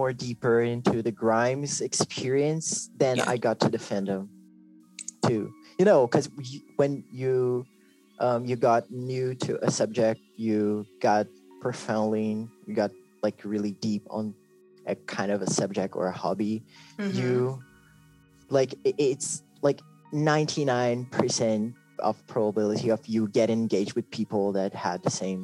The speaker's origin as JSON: {"language": "English", "country": "Brazil", "said": "I'm from Brazil too. I'm Brazilian."}